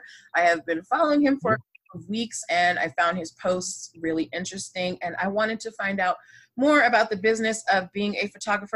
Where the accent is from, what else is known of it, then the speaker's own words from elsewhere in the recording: Boston, Massachusetts, United States; Well, I'm from Boston